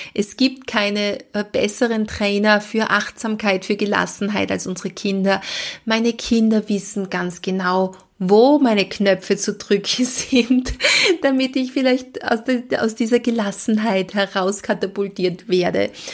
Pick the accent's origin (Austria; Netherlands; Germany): Austria; Bei uns in Österreich sagt man Elementarpädagogin oder Kindergartenpädagogin